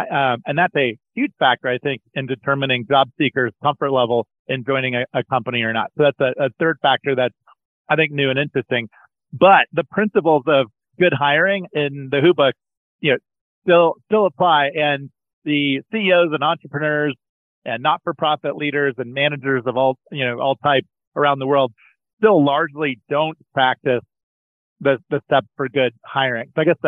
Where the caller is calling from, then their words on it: Colorado, United States; Colorado today, Alex.